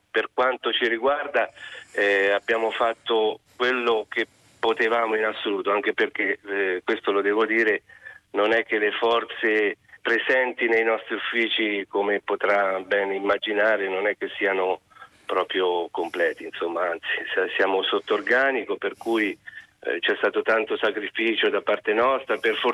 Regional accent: Perugia, Umbria, Italy; moved away; io sono, fra l'altro sono perugino.

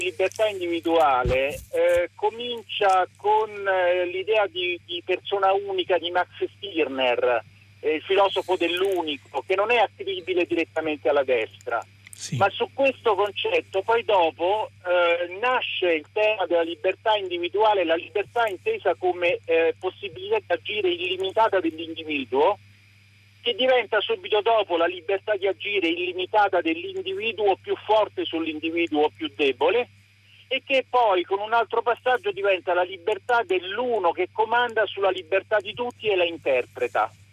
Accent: Montopoli di Sabina, Lazio, Italy; now in Rome, Italy; adesso sono a Roma ma sono di Montopoli di Sabina

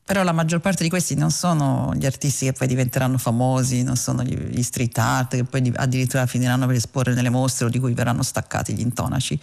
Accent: Rome, Lazio, Italy; come romana

